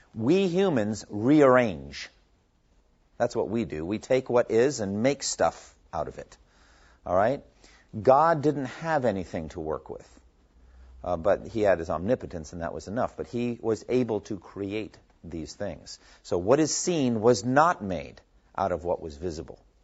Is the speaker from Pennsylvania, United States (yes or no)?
no; Massachusetts, United States; I was born in Massachusetts